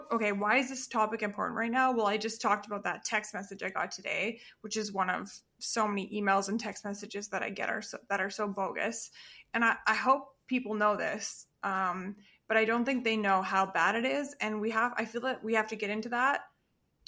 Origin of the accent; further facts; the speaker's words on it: Perth, Western Australia, Australia; now in Calgary, Canada; I was born in Perth